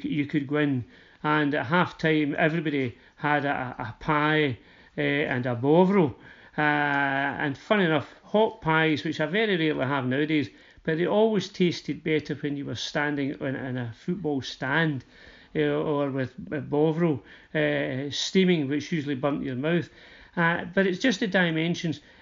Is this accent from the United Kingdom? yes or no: yes; Uddingston, Scotland, United Kingdom; I come from Uddingston, uh, so Motherwell's really our local team